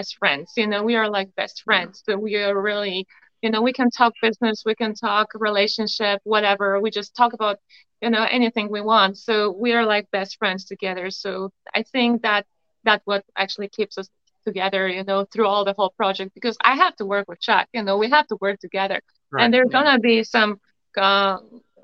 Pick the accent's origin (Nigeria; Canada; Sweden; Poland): Poland; English is a second language; now in United States; I have an accent, as you can see, you know, I'm from Poland